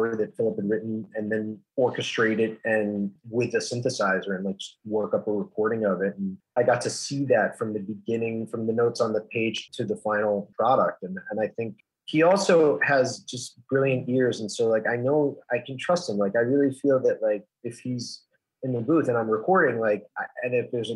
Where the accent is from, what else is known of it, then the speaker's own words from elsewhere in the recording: New York, United States; I grew up in New York, just north of New York City, about 20 miles north of Manhattan, northeast of Manhattan, on the northern edge of the Long Island Sound